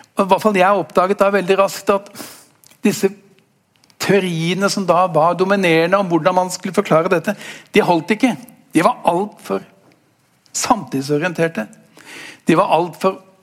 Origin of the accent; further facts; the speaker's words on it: Norway; for oss som er eh, født og oppvokst i Norge